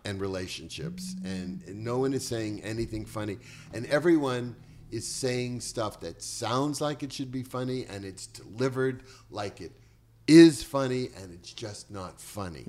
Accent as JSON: {"language": "English", "town": "Boston", "region": "Massachusetts", "country": "United States", "tie": "born or raised there", "also_born_or_lived": "Chelsea, Massachusetts", "moved": "yes", "lives_now": "Bel Air, United States", "said": "I was born in Boston, raised in the projects"}